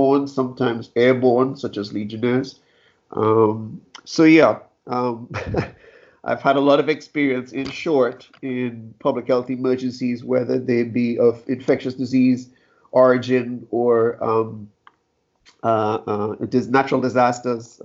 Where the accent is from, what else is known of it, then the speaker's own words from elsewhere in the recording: Trinidad & Tobago; moved away; I'm from Trinidad and Tobago originally